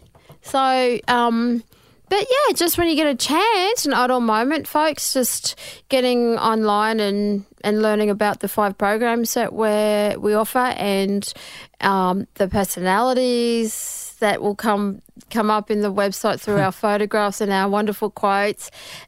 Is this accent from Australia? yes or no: yes; Mackay, Queensland, Australia; Yes, I'm from Mackay, Central Queensland.